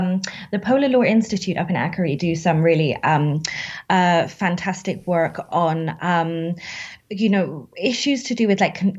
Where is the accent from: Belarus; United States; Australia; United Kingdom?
United Kingdom; Like, as a British person studying constitutions, it's like being from the States and being like an expert in soccer.